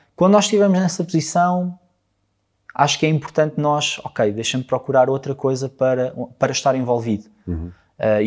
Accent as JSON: {"language": "Portuguese", "town": "Alcobaça", "region": "Centro", "country": "Portugal", "moved": "yes", "said": "eu não sou de cá, eu sou de Alcobaça, sou de uma terra mais pequenina"}